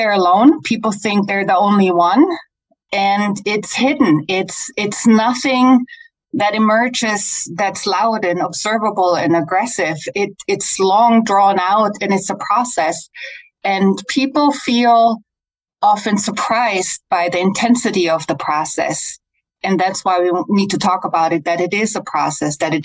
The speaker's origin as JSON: {"language": "English", "country": "Germany", "second_language": "English", "moved": "yes", "lives_now": "United States", "said": "I'm originally from Germany. That's why I have a little funky accent, but I've been living in the US for a long time"}